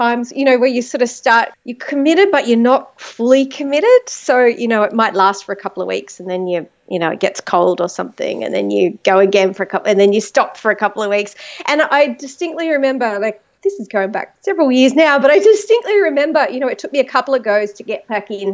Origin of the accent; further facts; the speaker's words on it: Penrith, New South Wales, Australia; I was born in a place called Penrith, which is about an hour west of Sydney, here in beautiful Australia